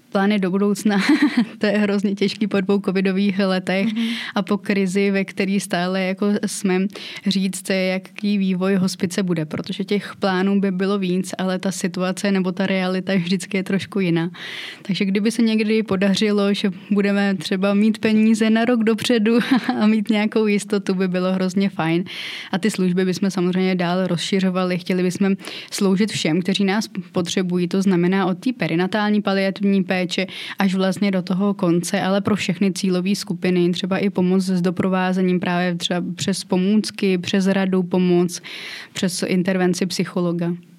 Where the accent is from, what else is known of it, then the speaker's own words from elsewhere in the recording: Tachov, Plzeň Region, Czechia; moved away as an adult; now in Cheb, Czech Republic; Narodila jsem se v Tachově v Plzeňském kraji a teď bydlím v Chebu v Karlovarském kraji.